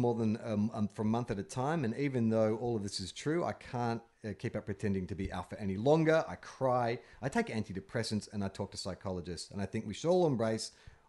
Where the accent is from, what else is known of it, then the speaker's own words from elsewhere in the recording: California, United States; I'm from California, where we have more deadly animals than Nebraska.